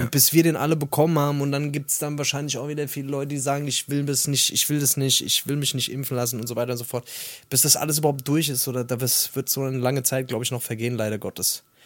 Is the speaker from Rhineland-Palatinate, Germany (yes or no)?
no; Hesse, Germany; wie man bei uns in Hessen sagt